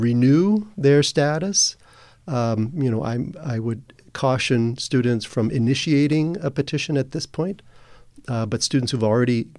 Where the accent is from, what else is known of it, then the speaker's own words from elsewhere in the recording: Santa Clara Valley, California, United States; now in San Francisco, United States; I grew up in the Santa Clara Valley, went to Santa Clara University, graduated in 1980